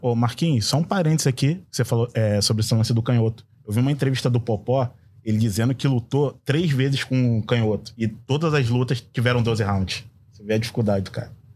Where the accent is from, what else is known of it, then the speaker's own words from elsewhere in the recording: Duque de Caxias, Rio de Janeiro, Brazil; eu sou de Caxias